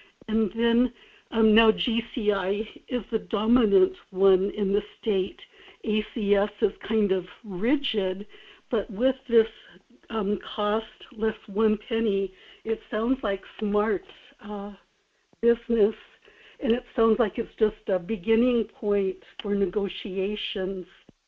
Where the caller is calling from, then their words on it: Kodiak, Alaska, United States; in Kodiak.